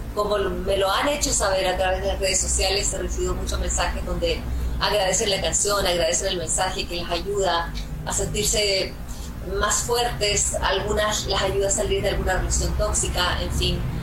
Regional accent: Chile; mi país

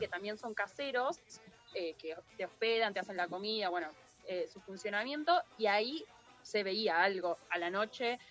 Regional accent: Buenos Aires, Argentina; A los porteños que venimos de Buenos Aires sale más caro

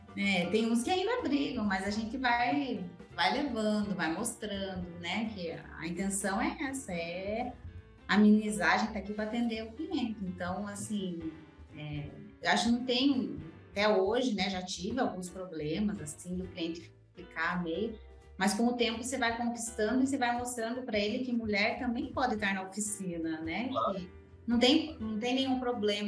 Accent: Canoinhas, Santa Catarina, Brazil; moved away; eu nasci em Canoinha, Santa Catarina, né? Uma cidade pequena. Então, nasci, cresci, vivi lá com meus pais

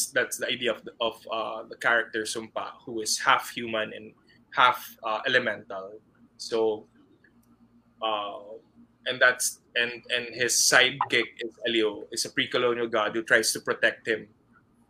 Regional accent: Philippines; I'm a Filipino

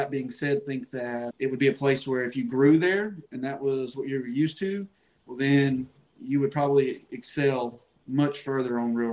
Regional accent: Chattanooga, Tennessee, United States; I'm from Chattanooga, Tennessee. Boating on and off since I was 15. I'm 27 now.

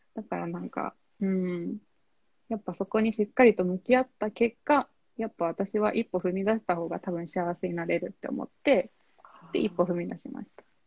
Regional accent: Kyushu, Oita, Japan; moved away as an adult; now in Tokyo, Japan; 九州の大分県出身なんですけど、えっと、今東京に住んでまして

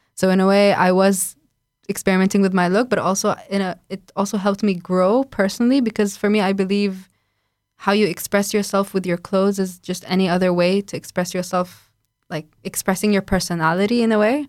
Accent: Lebanon; moved away as an adult; now in Warsaw, Poland; I'm from Lebanon

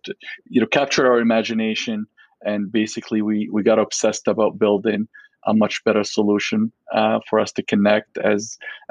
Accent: Alexandria, Alexandria Governorate, Egypt; now in Vancouver, Canada; I grew up in Alexandria, Egypt

